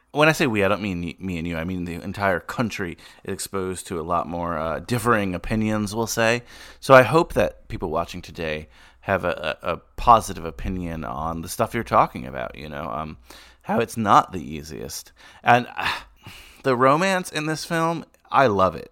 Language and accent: English; Bergen County, New Jersey, United States; growing up in Bergen County, just outside New York